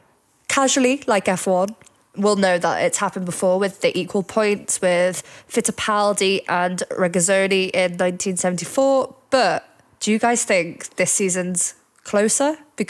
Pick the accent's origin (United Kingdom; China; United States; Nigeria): United Kingdom; As a British fan, it'll be great to see Hamilton win it all.